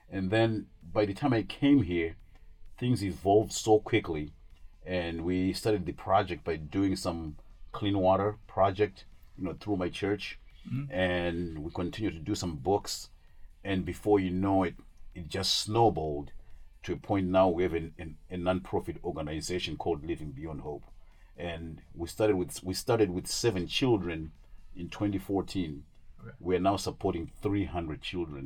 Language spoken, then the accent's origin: English; Zimbabwe; moved away as an adult; now in St. Joseph/Stevensville area, United States; originally I'm from Zimbabwe. Zimbabwe is in Southern Africa. And I came over here in 1988 to go to college